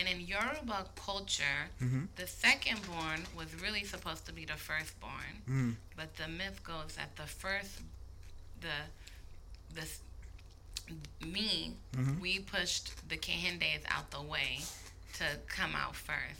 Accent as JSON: {"language": "English", "town": "Berkeley", "region": "California", "country": "United States", "tie": "born or raised there", "said": "I was born and raised in Berkeley, California."}